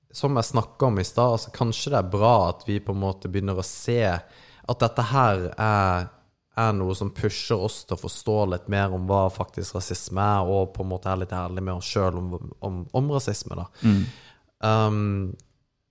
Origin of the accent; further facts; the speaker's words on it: Norway; vi ble født i Norge